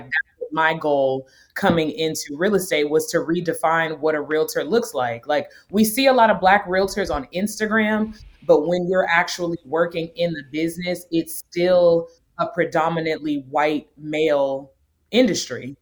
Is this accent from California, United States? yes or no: yes; North Orange, California, United States; moved away as an adult; also born or lived in Nashville, Tennessee; now in Atlanta, United States; I'm originally born and raised in North Orange, California.